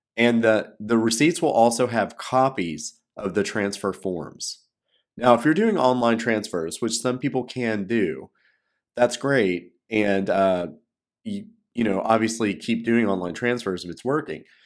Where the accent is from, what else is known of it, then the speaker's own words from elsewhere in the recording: United States; moved away as an adult; also born or lived in China; I'm an American